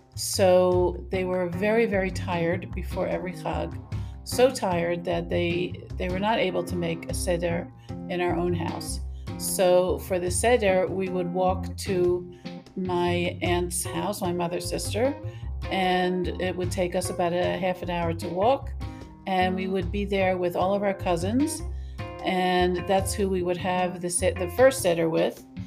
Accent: Maryland, United States; I grew up in the United States, Maryland.

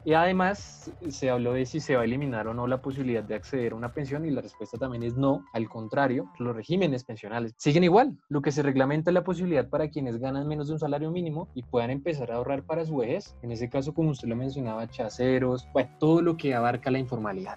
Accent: Colombia; como colombianos

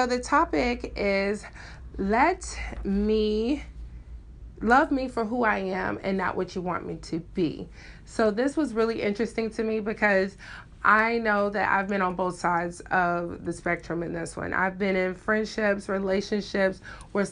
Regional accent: Memphis, Tennessee, United States; I am from Memphis, Tennessee, Southern Belle, all the way.

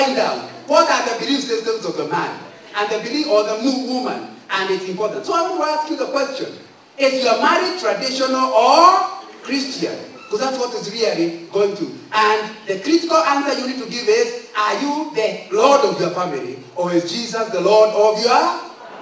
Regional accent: Central Province, Kenya; I'm from Central

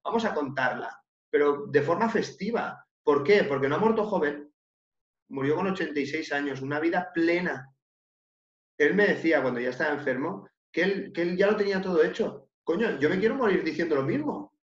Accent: Catalonia, Spain; Yo soy de Cataluña

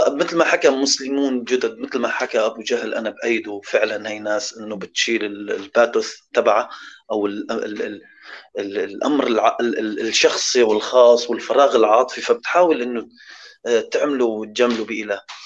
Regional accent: Syria; انا سوري

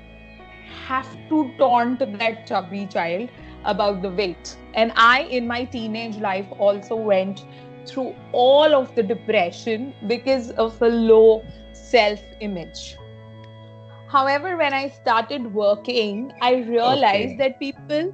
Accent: Mumbai, Maharashtra, India; I am from Mumbai, born and brought up here

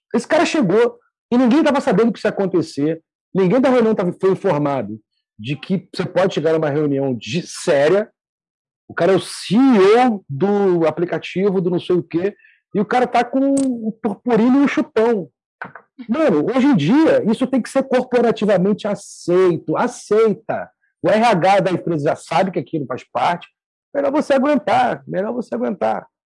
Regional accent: Rio de Janeiro, Brazil; eu sou do Rio

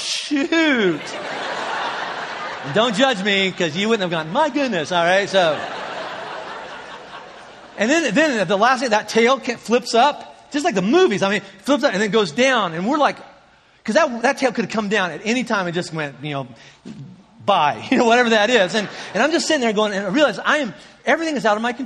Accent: Indiana, United States; moved away; we were raised in Indiana, both of us

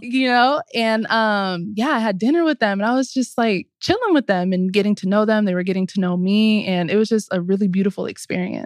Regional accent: Southern California, United States; moved away as an adult; also born or lived in Atlanta; growing up in Southern California

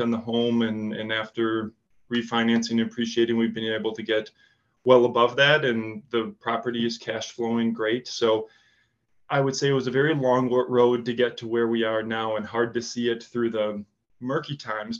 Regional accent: Wisconsin, United States; accent: Wisconsin; also born or lived in Chicago; now in Nashville, United States; my accent from Wisconsin

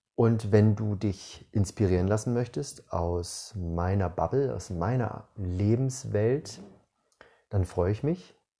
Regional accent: Northern Germany, Germany; moved away as an adult; now in Southern Germany, Germany; Ich bin in Norddeutschland geboren, bin mit 18 umgezogen, habe damals nach der 12. Klasse meine Schullaufbahn beendet und eine Ausbildung gemacht in Süddeutschland, wo ich immer noch wohne

